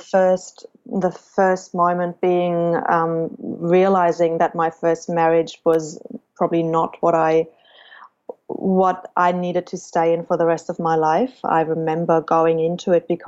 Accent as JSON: {"language": "English", "country": "Germany", "tie": "born or raised there", "said": "I chose Germany as my home country"}